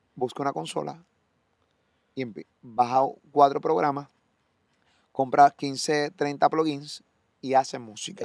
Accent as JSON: {"language": "Spanish", "country": "Puerto Rico", "said": "de Puerto Rico"}